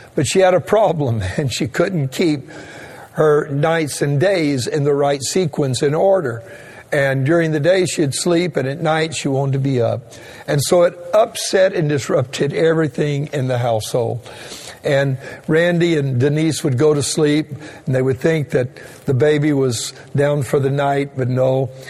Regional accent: Louisiana, United States; moved away; I'm a Cajun and originally from the state of Louisiana

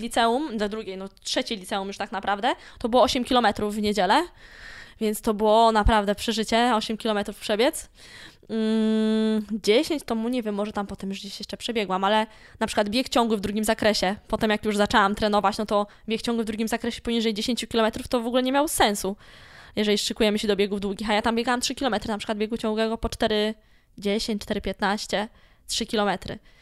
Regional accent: Malbork, Pomeranian Voivodeship, Poland; pochodzę z Malborka. I cały czas mówię, że jestem z Malborka i z tym miastem się utożsamiam

